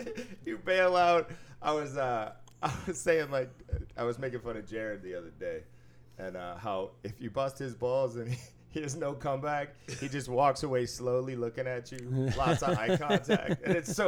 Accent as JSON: {"language": "English", "town": "Boston", "region": "Massachusetts", "country": "United States", "tie": "born or raised there", "said": "I grew up in Boston when we didn't win shit. I was at a perfect age when they did win. You know, like in 2001, I was 21, I think."}